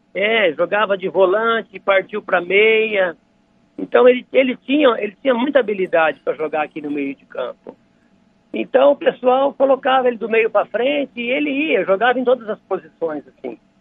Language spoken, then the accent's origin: Portuguese; Dracena, São Paulo, Brazil; Somos de Dracena lá, da, da terra de Dracena. Eu também nasci em Dracena, sou dracenense.